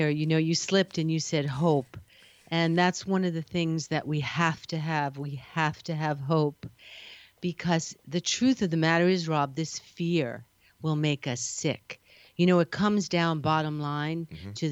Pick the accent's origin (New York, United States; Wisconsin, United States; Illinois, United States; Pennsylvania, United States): New York, United States; now in California, United States; And then when I came to California, I'm a, I'm a New Yorker.